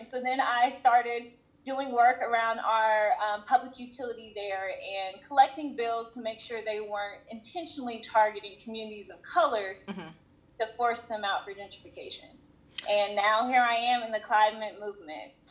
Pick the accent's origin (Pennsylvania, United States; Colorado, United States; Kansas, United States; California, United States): Kansas, United States; Kansas City; I was born and raised in Kansas City, Kansas